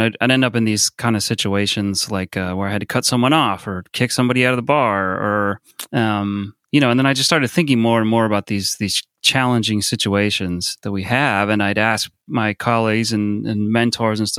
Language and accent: English; South Bay, California, United States; now in San Francisco, United States; I grew up in the South Bay. It's like San Jose, Santa Cruz kind of area.